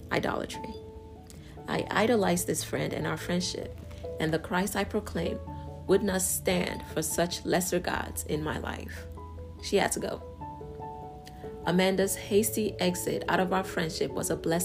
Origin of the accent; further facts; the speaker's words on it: Yorubaland, Nigeria; our enthusiasm and pride in being Nigerian and Yoruba